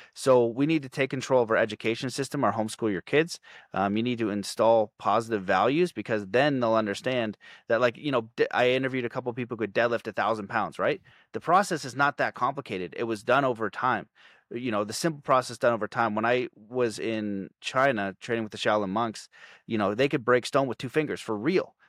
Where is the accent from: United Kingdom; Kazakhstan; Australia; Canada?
Canada; I'm Canadian